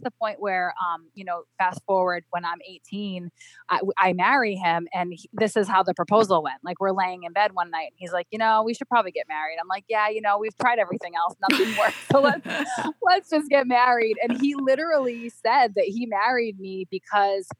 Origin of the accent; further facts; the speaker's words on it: Cape Cod, Massachusetts, United States; moved away as an adult; also born or lived in Rhode Island; We grew up on Cape Cod